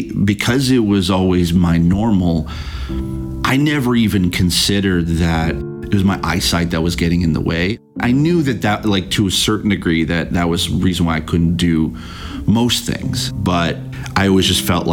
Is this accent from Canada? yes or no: yes; St. Catharines, Ontario, Canada; now in Toronto, Canada; I grew up in the Niagara area of Ontario, basically in a town called St. Catharines.